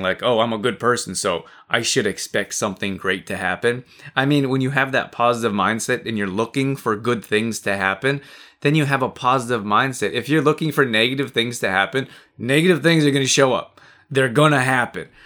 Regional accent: United States; also born or lived in Canada; I'm American too. I'm from the U S as well.

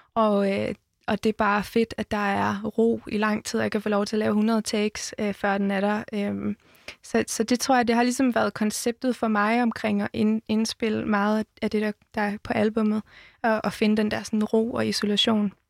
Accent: Jutland, Denmark; Jeg er fra Jylland

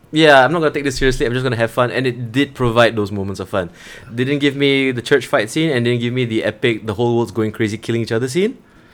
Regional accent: Singapore; I'm a Singaporean.

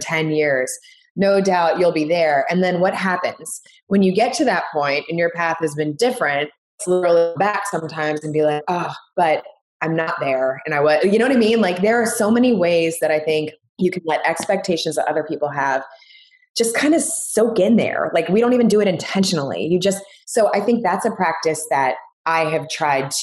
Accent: Washington, District of Columbia, United States; moved away; also born or lived in Miami; a TV station in Washington, D.C., which was basically my hometown

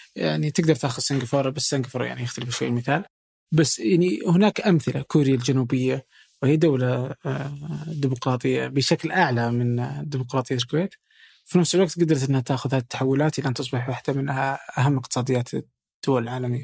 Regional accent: Saudi Arabia; عندنا في السعودية

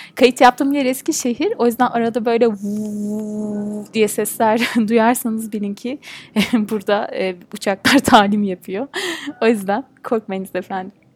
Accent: Turkey; ben bir Türk'üm

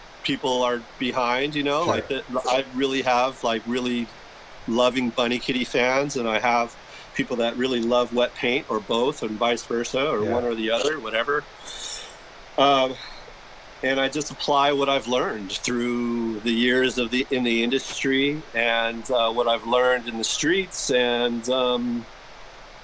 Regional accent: San Diego, California, United States; moved away as an adult; also born or lived in New York; I was born and raised in San Diego. I live here now again

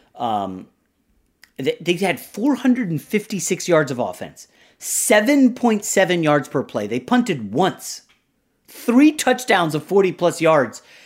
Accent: Northern Virginia, United States; also born or lived in New York; I grew up in the Northern Virginia area

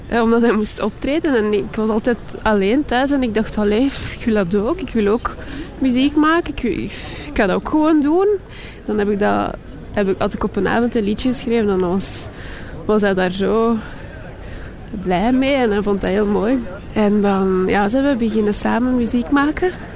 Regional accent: Jette, Brussels-Capital Region, Belgium; moved away; also born or lived in Kapelle-op-den-Bos; Ik ben, ik ben opgegroeid in Jette. En dan naar Kapellen op den Bos verhuisd.

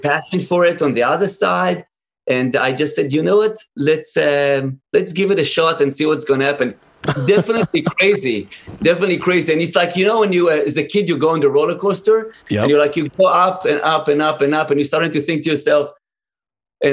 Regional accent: Israel; I grew up in Israel

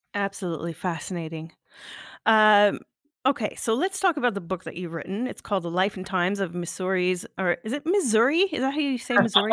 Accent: Canada; I was born in Canada

